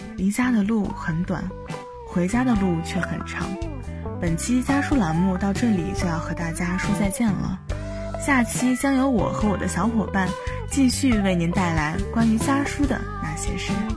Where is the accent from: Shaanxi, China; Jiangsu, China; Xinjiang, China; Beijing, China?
Shaanxi, China; Baoji; moved away as an adult; now in Nanjing, China; 来自陕西宝鸡